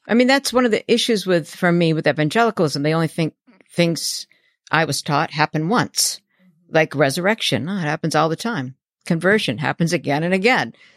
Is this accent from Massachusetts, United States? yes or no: no; New Hampshire, United States; I was raised in New Hampshire in conservative Baptist